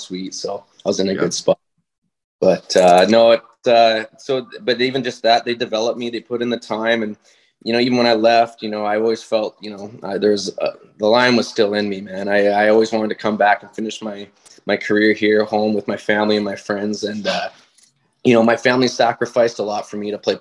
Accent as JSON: {"language": "English", "town": "White Rock", "region": "British Columbia", "country": "Canada", "said": "I'm from White Rock"}